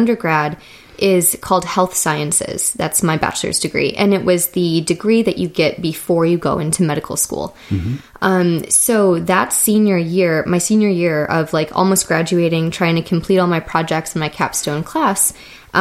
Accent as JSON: {"language": "English", "town": "Detroit", "region": "Michigan", "country": "United States", "tie": "born or raised there", "said": "I am from Michigan, Detroit area originally. And growing up in Michigan"}